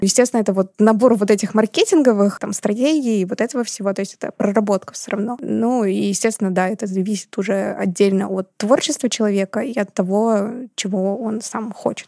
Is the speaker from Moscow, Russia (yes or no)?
no; Saint Petersburg, Russia; я из Петербурга